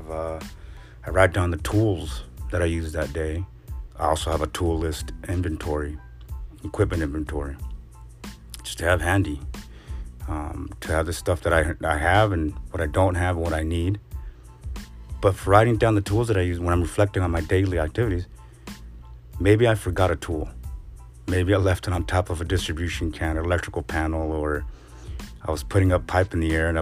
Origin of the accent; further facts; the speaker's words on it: West Coast, United States; I'm from the West Coast